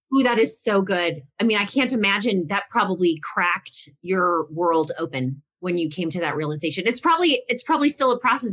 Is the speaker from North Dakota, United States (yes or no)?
no; Texas, United States; I, am Italian and I'm Texan